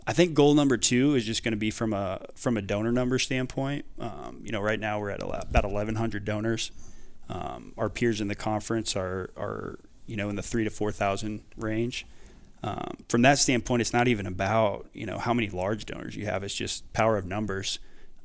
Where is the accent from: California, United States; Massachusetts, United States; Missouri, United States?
Missouri, United States; Jefferson City; moved away as an adult; also born or lived in Delaware / Wyoming / El Paso, Texas; now in Denton, United States; born and raised in Jefferson City, Missouri